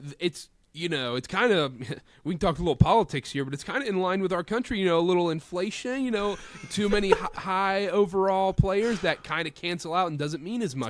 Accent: North Carolina, United States; There was a sweatshop running in my hometown, in my home basement in North Carolina.

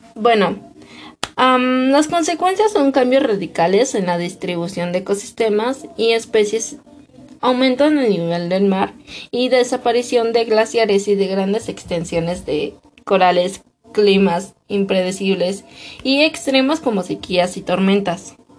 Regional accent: Mexico; actualmente en mi país tenemos escasez de agua, México

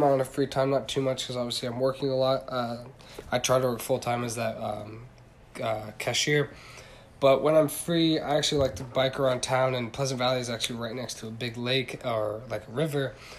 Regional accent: Shinjuku, Tokyo, Japan; So I was born in Shinjuku, Japan, and that's where I grew up and actually where I was raised.

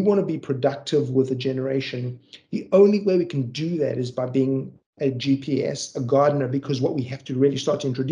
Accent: Johannesburg, Gauteng, South Africa; I grew up in South Africa. I grew up in a city called Johannesburg

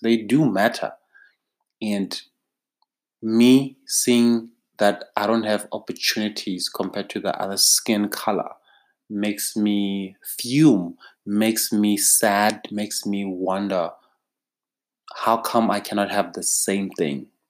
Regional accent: South Africa; as a South African

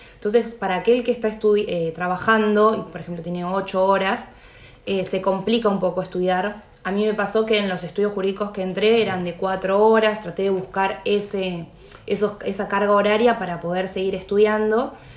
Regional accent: La Plata, Buenos Aires Province, Argentina; yo soy platense

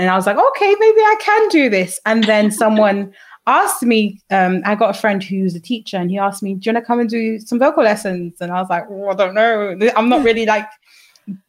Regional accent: London, United Kingdom; we grew up in London, where it's such a hub of integration

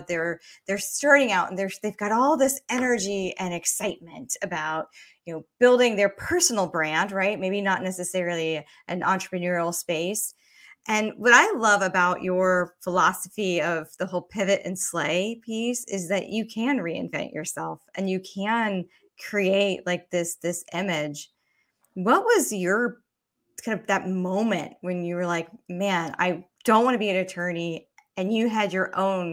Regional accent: Georgia, United States; I grew up, you know, I live in Georgia, born and raised in Georgia, and so I grew up making that 19-hour drive up to the tri-state area at least twice a year.

